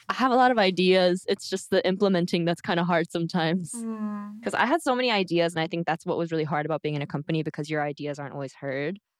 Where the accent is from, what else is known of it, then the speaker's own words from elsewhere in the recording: United States; now in South Korea; I'm from America.